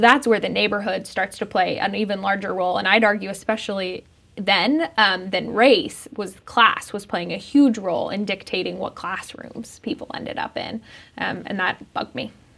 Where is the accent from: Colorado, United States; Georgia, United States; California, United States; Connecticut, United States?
Colorado, United States; Denver; I grew up in Denver.